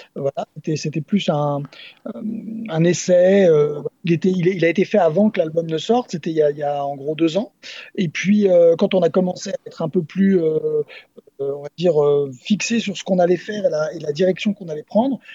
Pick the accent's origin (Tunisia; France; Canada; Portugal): France; Nantes, Pays de la Loire; moi, je suis originaire de Nantes